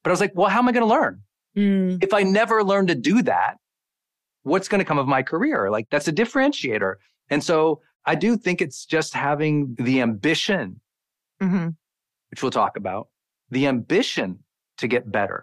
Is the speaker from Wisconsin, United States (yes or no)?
no; Montana, United States; moved away as an adult; I'm a kid from Montana